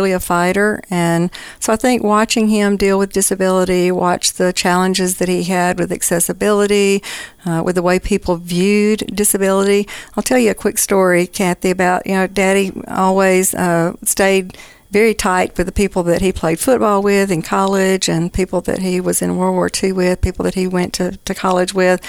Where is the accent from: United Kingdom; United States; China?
United States; Simpson County, Mississippi; I was raised in Simpson County